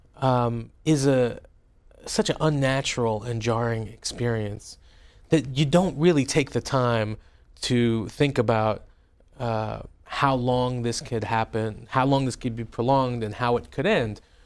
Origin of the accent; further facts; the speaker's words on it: California, United States; moved away; also born or lived in Tehran, Iran; growing up in your congressional district